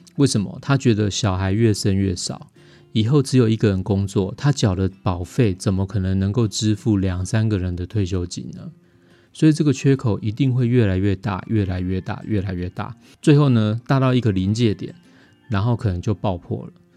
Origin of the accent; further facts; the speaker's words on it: Taiwan; 我们台湾话